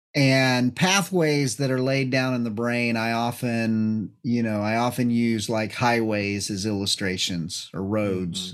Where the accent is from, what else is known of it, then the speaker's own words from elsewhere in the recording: New Mexico, United States; being from New Mexico, I grew up in New Mexico